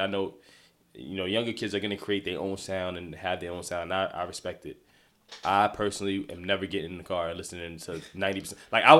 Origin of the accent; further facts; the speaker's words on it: New York, United States; I'm from New York